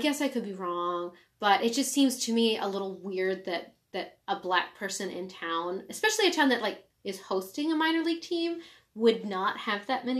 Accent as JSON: {"language": "English", "region": "Ohio", "country": "United States", "tie": "born or raised there", "said": "I grew up in Ohio"}